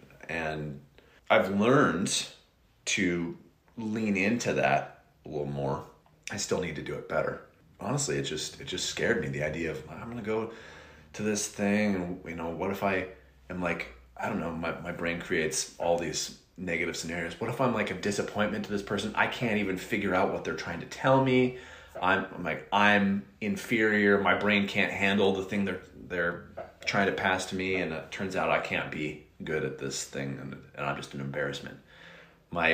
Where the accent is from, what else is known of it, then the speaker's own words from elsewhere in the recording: Reading, South East England, United Kingdom; a guy from Wales, who still lives in my hometown in Reading